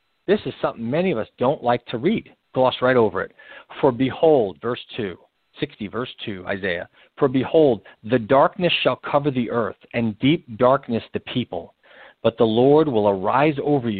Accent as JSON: {"language": "English", "town": "New York City", "region": "New York", "country": "United States", "tie": "born or raised there", "said": "I was born in the Bronx, spent my summers in the Bronx. I live in New York"}